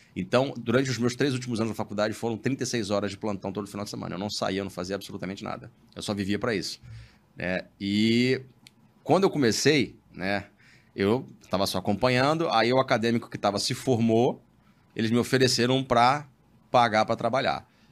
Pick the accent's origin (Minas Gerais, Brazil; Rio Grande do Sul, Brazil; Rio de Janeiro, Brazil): Rio de Janeiro, Brazil; Baixada Fluminense; eu sou, fui criado na Baixada Fluminense